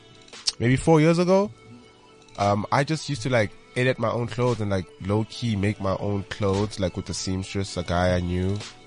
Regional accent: Pretoria, Gauteng, South Africa; now in Johannesburg, South Africa; I'm from Pretoria.

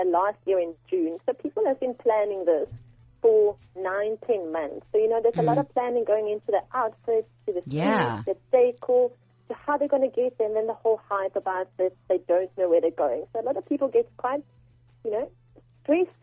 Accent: Sweden; now in South Africa; we're both from Europe. He's from Germany. I'm from Sweden. We both left our countries to move to South Africa

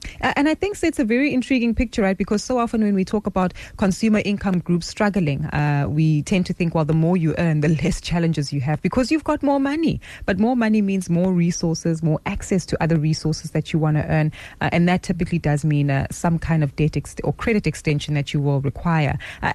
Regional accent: South Africa; as South African consumers

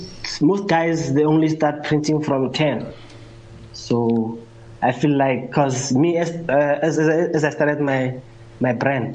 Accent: Midrand, Gauteng, South Africa; I'm 27 years old. I grew up in Midrand, in the hood. It's not the burbs.

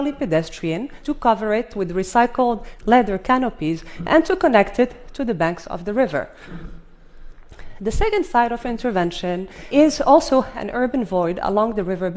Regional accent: Fez, Fès-Meknès, Morocco; My hometown of Fez, Morocco

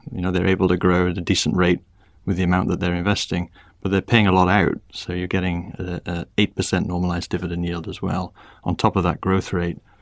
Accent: Wrexham, Wales, United Kingdom; moved away as an adult; also born or lived in Oxford / Cambridge / London; now in Bermuda; I grew up in Wales in a small town called Wrexham

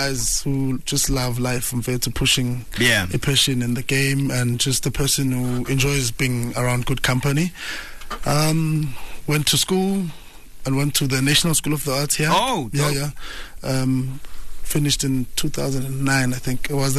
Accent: East Rand, Gauteng, South Africa; also born or lived in Swaziland; I'm from the East Rand, but born in Swaziland.

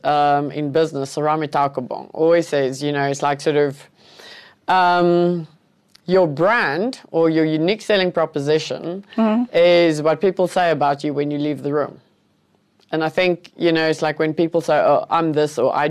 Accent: Cape Town, Western Cape, South Africa; English is a second language; I grew up in Cape Town

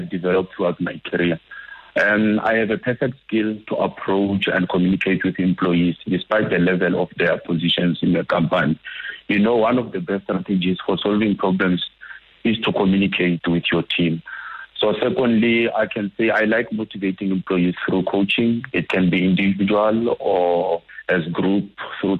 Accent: Limpopo, South Africa; I'm from Limpopo also

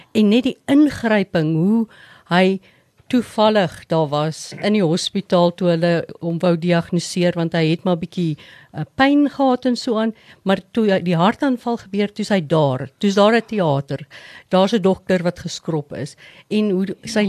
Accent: Sabie, Mpumalanga, South Africa; moved away as an adult; also born or lived in Witbank / Pretoria; ek het grootendeels op Sabie groot geword in die Oos-Transvaal

